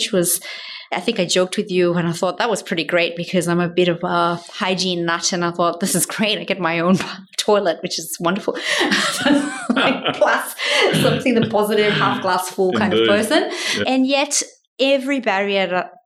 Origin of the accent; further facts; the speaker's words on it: South Africa; moved away as an adult; now in Australia; I was born in South Africa in the 70s.